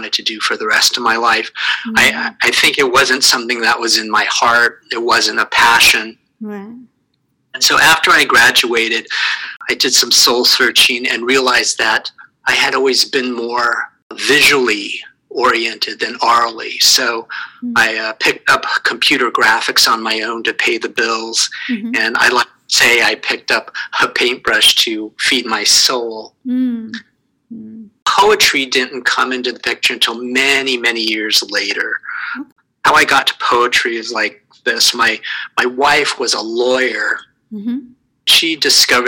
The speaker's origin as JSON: {"language": "English", "town": "Santa Rosa", "region": "California", "country": "United States", "tie": "born or raised there", "also_born_or_lived": "New York City / Boston", "moved": "as an adult", "lives_now": "Connecticut, United States", "said": "I was born and grew up in California. I'm from the West Coast, in the city of Santa Rosa"}